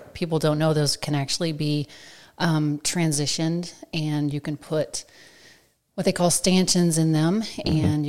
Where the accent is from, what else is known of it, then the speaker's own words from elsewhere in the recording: California, United States; born there; But so where I was born in California.